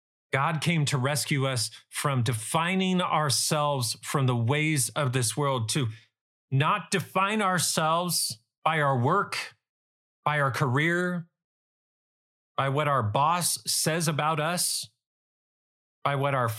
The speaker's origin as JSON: {"language": "English", "country": "United States", "said": "Or even as an American"}